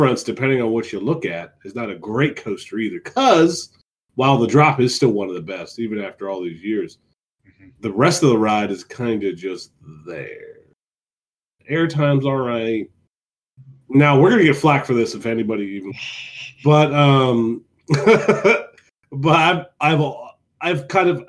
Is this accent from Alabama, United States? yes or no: no; Northeast Ohio, United States; I'm from Northeast Ohio